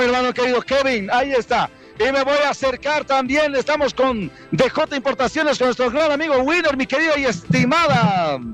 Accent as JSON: {"language": "Spanish", "country": "Chile", "moved": "yes", "lives_now": "La Paz, Bolivia", "said": "Somos chilenos"}